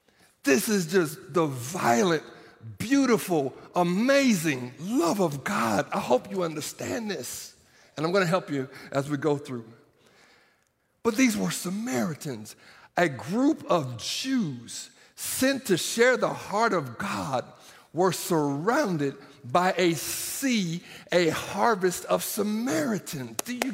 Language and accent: English; Norman, Oklahoma, United States; I'm from Norman, Oklahoma. Did y'all hear that? I'm from Sooner Country.